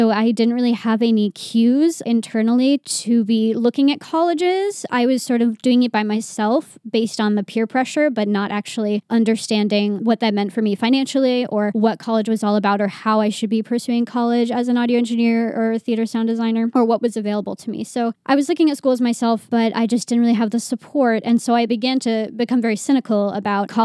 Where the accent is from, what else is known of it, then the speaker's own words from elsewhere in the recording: Poughkeepsie, New York, United States; I was born and raised in Poughkeepsie, New York